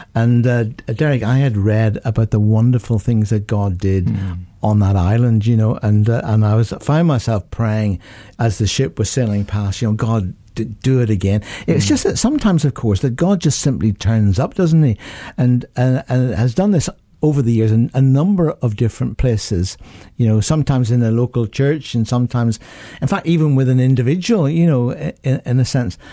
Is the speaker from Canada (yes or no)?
no; Northern Ireland, United Kingdom; in my home country of Northern Ireland